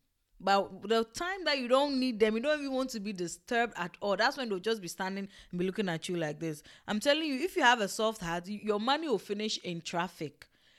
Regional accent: Ghana; born there; Me, that I thought, oh, me, I was born in Ghana, I have the blood, I have everything, my skin is tough, back to the motherland

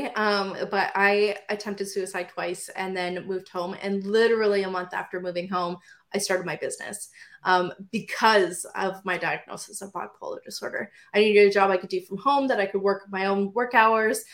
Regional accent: Windsor, Ontario, Canada; I am from Windsor, Ontario.

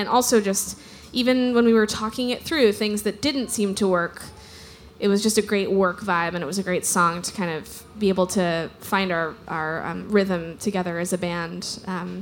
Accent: Wimberley, Texas, United States; I grew up in Wimberley, which is a small town just south of Austin

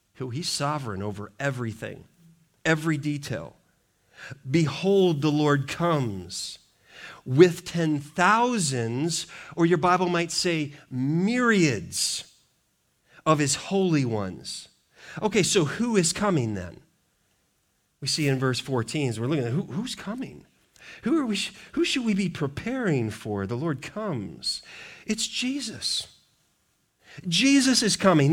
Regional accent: Montana, United States; moved away; I grew up in Montana

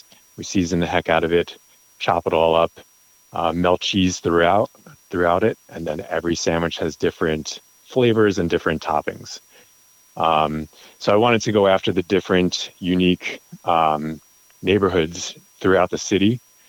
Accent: New York City, New York, United States; moved away as an adult; now in Denver, United States; So born and raised in New York, went to Bodegas, which is a corner store, all the time. Worked in the corporate world all of my career. Moved to Denver and moved with a corporate job

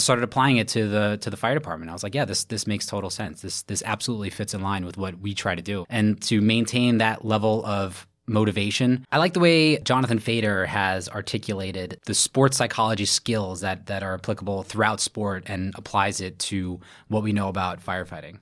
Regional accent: New York City, New York, United States; from Brooklyn, New York, born and raised.

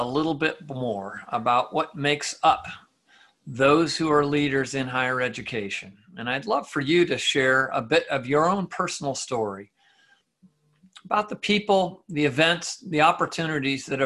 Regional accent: Chadron, Nebraska, United States; moved away; my home state and that Chadron State, my place of birth

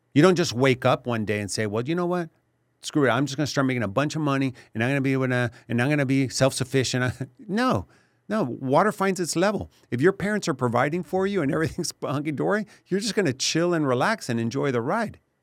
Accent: Laredo, Texas, United States; also born or lived in Mexico City, Mexico; I grew up in Laredo, lived in Mexico City also

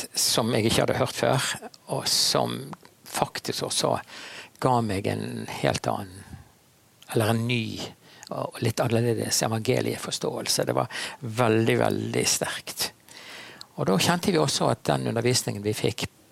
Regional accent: Bergen, Vestland, Norway; Jeg er en bergenser

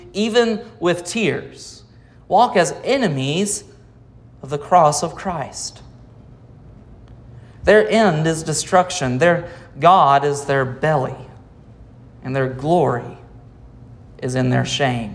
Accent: United States; As Americans

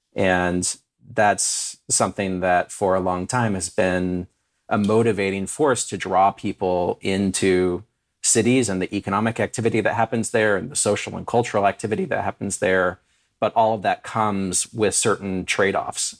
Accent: California, United States; also born or lived in Finland; now in Detroit, United States; I grew up in California and still have a fondness for it

